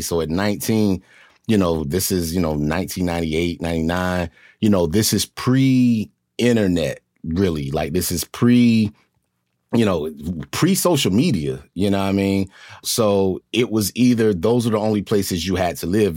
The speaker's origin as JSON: {"language": "English", "region": "North Carolina", "country": "United States", "tie": "born or raised there", "said": "I grew up in, in North Carolina"}